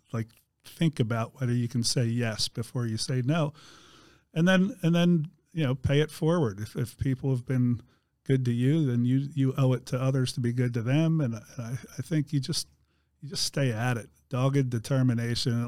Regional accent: East Coast, United States; moved away as an adult; also born or lived in Pennsylvania; now in Indiana, United States; I grew up on the East Coast

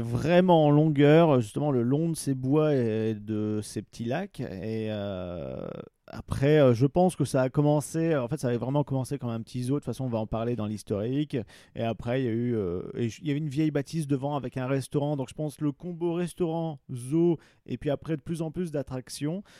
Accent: Pas-de-Calais, Hauts-de-France, France; j'ai grandi dans le Pas-de-Calais

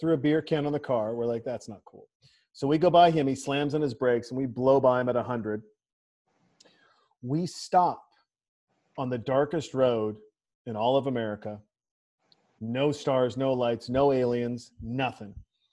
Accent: Montana, United States; moved away; my home state, Montana

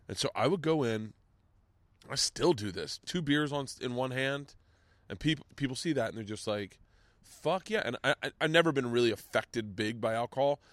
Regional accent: Florida, United States; growing up in Florida

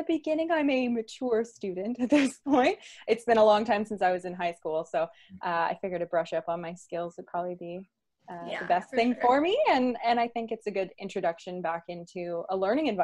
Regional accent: Kingston, Ontario, Canada; I grew up in Kingston, well, just outside of Kingston. So I'm a Kingston girl at heart

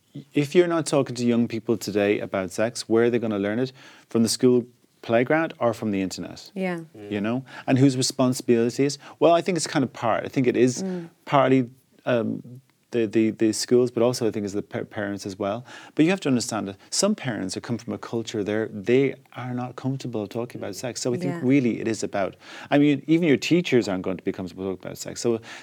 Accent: Ireland; now in London, United Kingdom; I come from Ireland's a deeply homophobic place, where a year before I left, it was still a crime to be gay. So when I went to London and came out

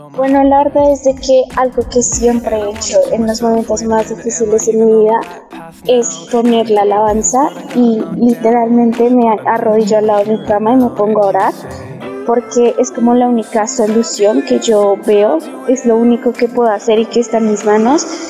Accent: Venezuela; moved away as an adult; para volver a Venezuela, porque pues soy venezolana

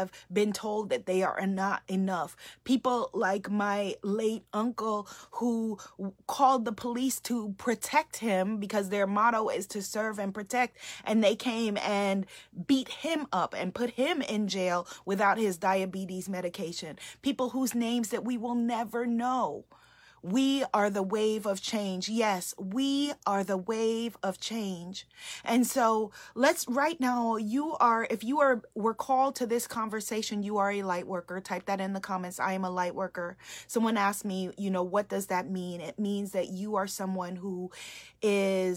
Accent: New York City, New York, United States; I grew up in New York City

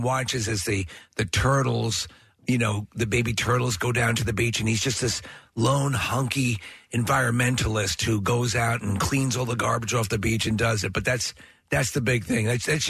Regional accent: Long Island, New York, United States; I grew up on Long Island

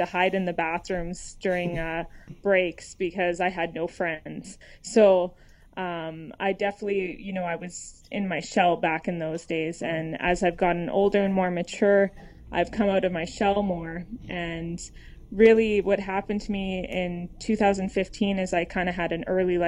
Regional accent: Edmonton, Alberta, Canada; I'm from Edmonton, Canada

